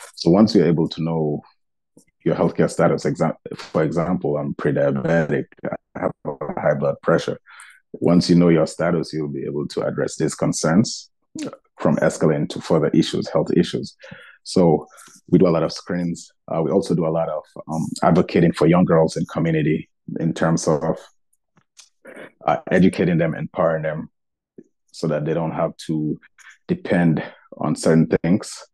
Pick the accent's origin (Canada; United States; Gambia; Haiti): Gambia; my home country, the Gambia